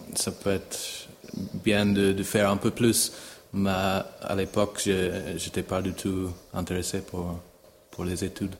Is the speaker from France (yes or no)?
no; Ireland; French is a second language; moved away as an adult; also born or lived in Italy; now in Geneva, Switzerland; Je suis né en Irlande, pas loin de Dublin, aussi dans une famille de chevaux